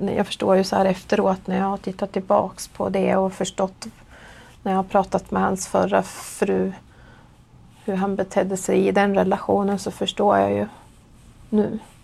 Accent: Gävle, Gävleborg County, Sweden; jag är 48 år. Och jag kommer från Gävle

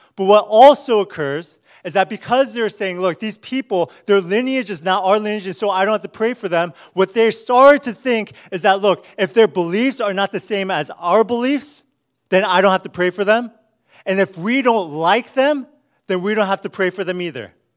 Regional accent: United States; as American Christians

